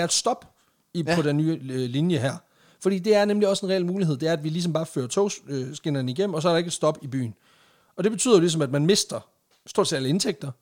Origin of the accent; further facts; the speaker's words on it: Jutland, Denmark; now in Randers, Denmark; vi er fra Jylland